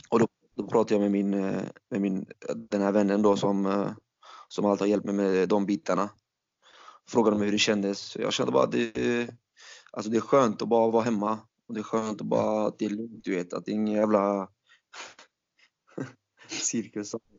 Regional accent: Falkenberg, Halland County, Sweden; also born or lived in Turkey; jag är ju från Falkenberg från början

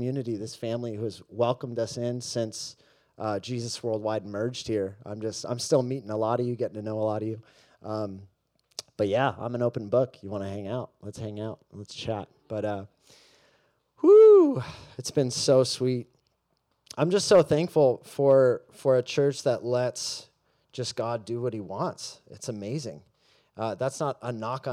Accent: Mission Viejo, California, United States; I grew up here in Southern California, Mission Viejo specifically

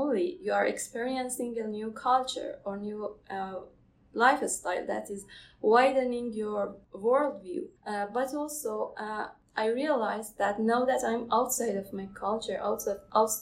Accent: Iran; moved away as an adult; now in Canada; I'm from Iran.

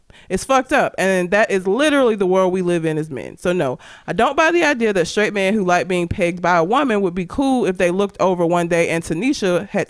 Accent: Norwood, London, United Kingdom; So, I grew up in Southeast London, just outside of a place called Croydon, in a rough neighborhood called Norwood. I was born in 87, so it wasn't exactly the most understanding environment to be in.

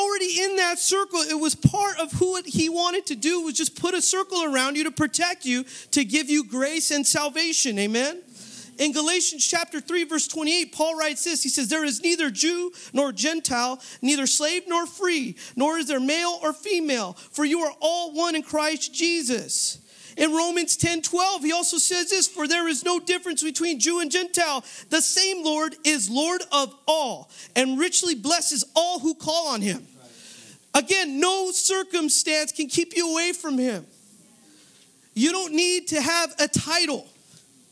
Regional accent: Northern California, United States; moved away as an adult; also born or lived in San Jose; I'm from Northern California. I came out here for school

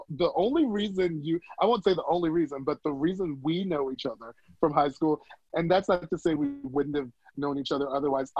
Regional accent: Silver Spring, Beltsville, and Bowie, Maryland, United States; also born or lived in Washington, District of Columbia, United States; I was born in DC and then I was raised in Silver Spring, Beltsville, and Bowie

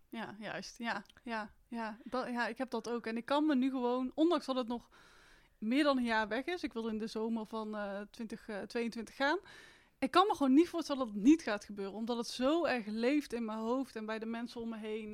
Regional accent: Etten-Leur, North Brabant, Netherlands; Ik ben 30 jaar uit Etteleur.

